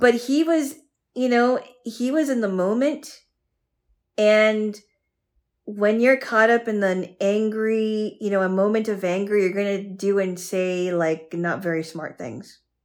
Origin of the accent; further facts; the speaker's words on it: United States; as an American woman